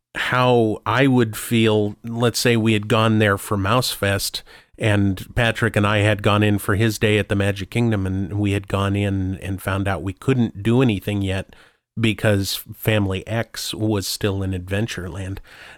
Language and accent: English; Hong Kong; English is a second language; Here I am from Hong Kong, you know, wow.